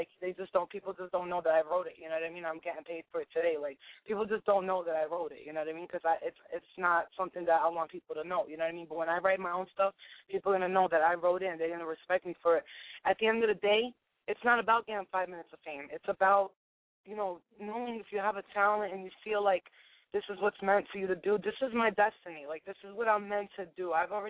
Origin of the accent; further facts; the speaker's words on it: New York City, New York, United States; I'm from Staten Island